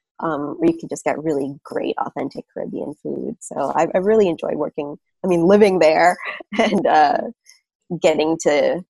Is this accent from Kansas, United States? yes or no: no; Brooklyn, New York, United States; Sure. Brooklyn's awesome. I feel like it's changed so much over the years. Every time I go home, it's just like completely different neighborhood.